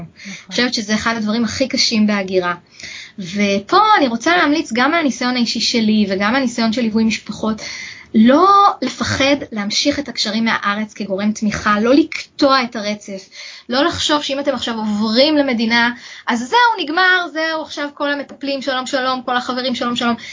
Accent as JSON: {"language": "Hebrew", "country": "Israel", "moved": "yes", "lives_now": "Canada", "said": "בתור ישראלים, יש לנו קטע, אנחנו יזמים"}